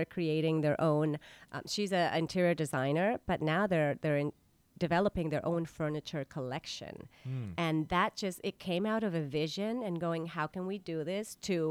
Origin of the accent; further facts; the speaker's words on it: La Paz, Baja California Sur, Mexico; now in New York City, United States; I mean, I came from La Paz, Mexico, and it's like, here I am.